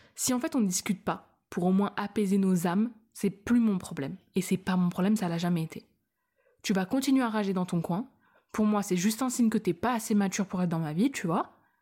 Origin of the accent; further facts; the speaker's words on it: France; Je suis française